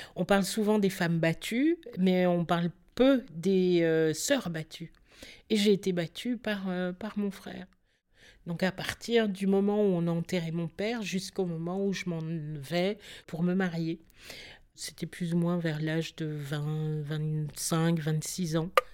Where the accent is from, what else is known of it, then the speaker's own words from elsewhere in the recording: Belgium; on est belge et parce qu'on est né en Belgique et que notre avenir était ici pour nous, mon frère et moi